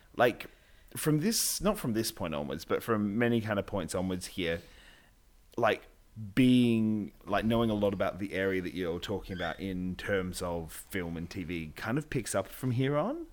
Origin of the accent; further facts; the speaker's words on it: Australia; we're Australian